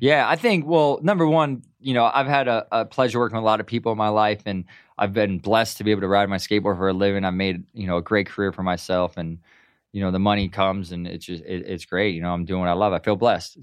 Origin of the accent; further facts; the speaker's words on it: Milwaukee, Wisconsin, United States; moved away as an adult; now in Southern California, United States; I'm from Milwaukee